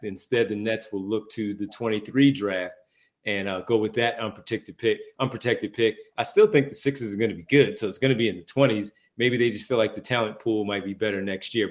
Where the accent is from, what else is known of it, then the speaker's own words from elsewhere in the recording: Philadelphia, Pennsylvania, United States; Growing up in Philadelphia